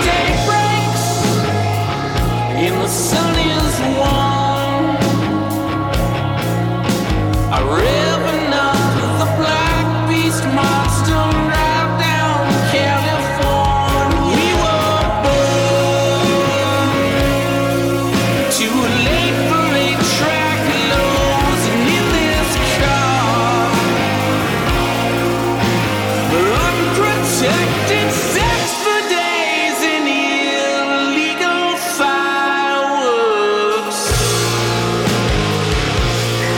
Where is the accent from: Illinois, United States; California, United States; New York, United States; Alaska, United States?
Alaska, United States; born or raised there